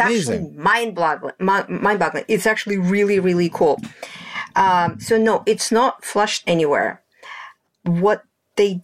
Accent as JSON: {"language": "English", "country": "Russia", "tie": "born or raised there", "moved": "yes", "said": "I grew up in Russia in my grandfather's farm."}